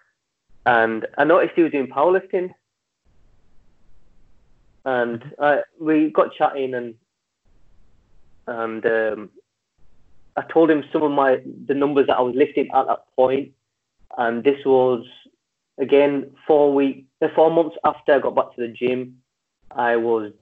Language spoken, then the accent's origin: English; Leeds, Yorkshire and the Humber, United Kingdom; I'm from Leeds, and in our region we have Yorkshire and North East